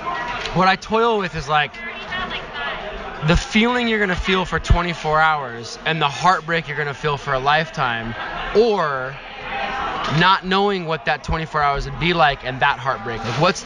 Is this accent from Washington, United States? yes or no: yes; Seattle, Washington, United States; I'm from Seattle, Washington.